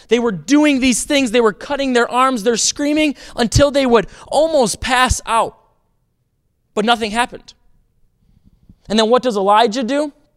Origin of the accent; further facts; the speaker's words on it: Racine, Wisconsin, United States; moved away; I grew up in Racine, Wisconsin.